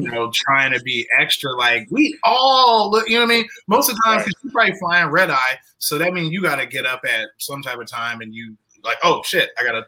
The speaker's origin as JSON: {"language": "English", "region": "Southern Illinois", "country": "United States", "said": "I'm from I'm from like Southern Illinois"}